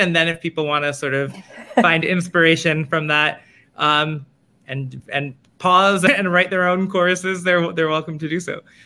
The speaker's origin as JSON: {"language": "English", "town": "New York City", "region": "New York", "country": "United States", "said": "I am from Manhattan, uh, I, where I continue to live"}